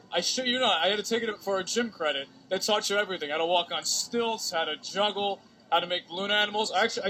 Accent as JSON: {"language": "English", "town": "Kings Park", "region": "New York", "country": "United States", "said": "Originally Kings Park."}